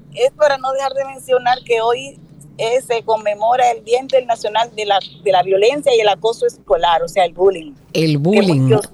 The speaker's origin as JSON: {"language": "Spanish", "country": "Dominican Republic"}